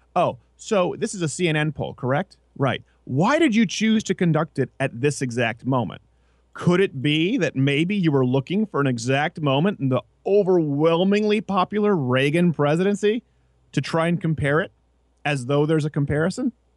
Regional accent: Quebec, Canada; I grew up in French Canada

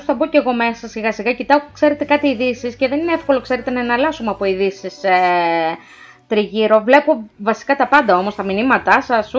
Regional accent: Tripoli, Peloponnese, Greece; εδώ στην πατρίδα μου την Τρίπολη

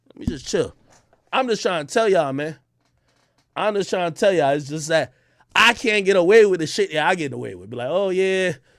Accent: Jamaica; I'm Jamaican

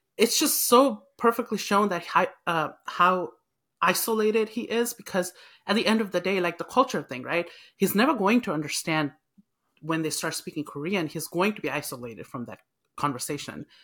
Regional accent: Nepal; now in United States; I'm Nepalese, so it's, it's always that struggle of, like, you're not Nepalese enough or you're not you know, you're not American now. 'Cause back home, if I go, everybody says, "You are an American now."

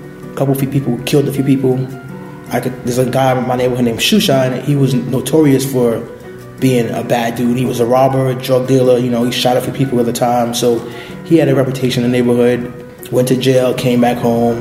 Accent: New York City, New York, United States; I was born and raised in Brooklyn, in the Bushwick, East New York section of Brooklyn

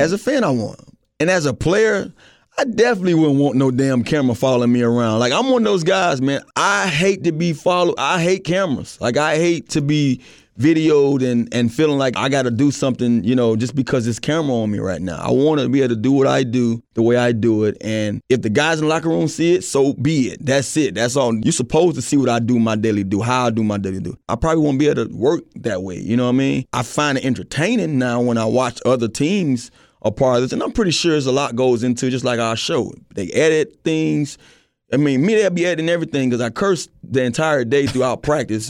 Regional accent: Miami, Florida, United States; growing up in Miami

